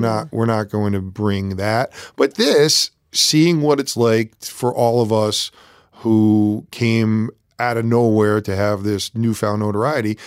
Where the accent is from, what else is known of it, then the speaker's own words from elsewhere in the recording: Connecticut, United States; also born or lived in New York; I moved to Connecticut from New York